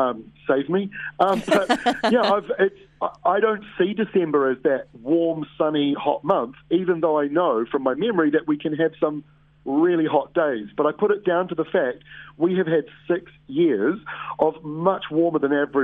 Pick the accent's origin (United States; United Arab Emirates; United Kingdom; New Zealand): New Zealand; Waikato; born or raised there